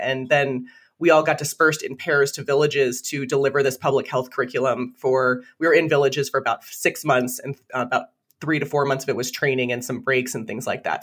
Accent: Toms River, New Jersey, United States; now in Vermont, United States; I grew up in Tom's River, which is right by Seaside Park, Seaside Heights, Point Pleasant

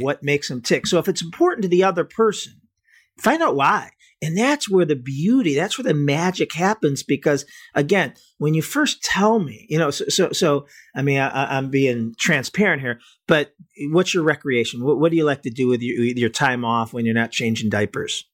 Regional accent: Cleveland, Ohio, United States; I'm from Cleveland

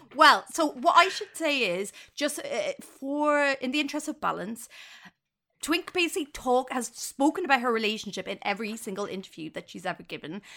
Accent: Ireland; now in United Kingdom; an Irish person who lives in the U K

